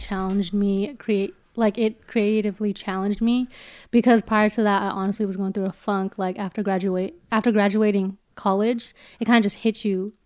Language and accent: English; Daly City, California, United States; also born or lived in San Francisco / Los Angeles; I was born in San Francisco, grew up my entire life in Daly City